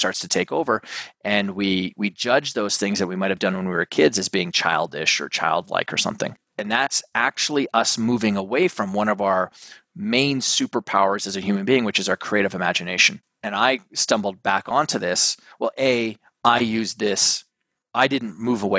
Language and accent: English; Canada; now in New York City, United States; I got my family up here because I'm originally Canadian